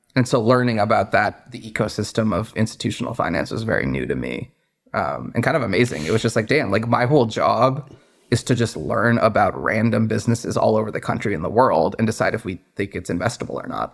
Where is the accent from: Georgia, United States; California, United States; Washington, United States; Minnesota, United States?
Washington, United States; Redmond; moved away as an adult; also born or lived in Boston / New York City; I grew up in the Seattle area, in the suburbs in Redmond